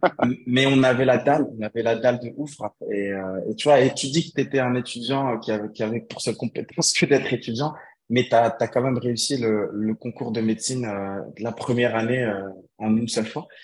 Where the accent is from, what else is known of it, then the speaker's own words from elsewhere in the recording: Morocco; moved away; revenir m'installer chez moi au Maroc